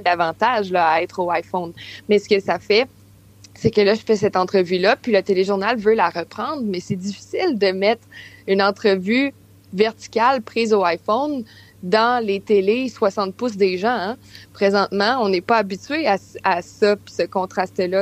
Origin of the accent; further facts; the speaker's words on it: Quebec City, Quebec, Canada; je viens de Québec aussi